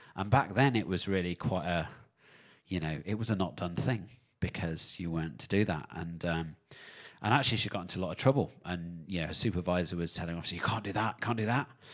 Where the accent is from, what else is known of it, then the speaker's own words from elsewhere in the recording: United Kingdom; now in New Zealand; back in my home country in the U K.